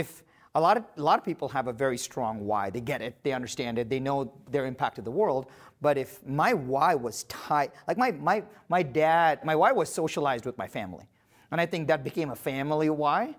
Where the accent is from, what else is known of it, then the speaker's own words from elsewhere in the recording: India; I was born in India to very humble parents and with very humble roots.